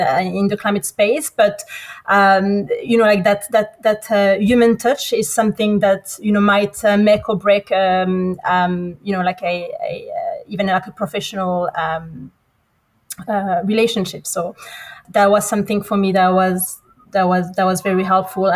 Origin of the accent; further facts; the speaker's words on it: France; moved away as an adult; also born or lived in Morocco / United States / United Kingdom / Australia; I'm originally from Morocco. But born in France, studied in between France and the US, worked in the UK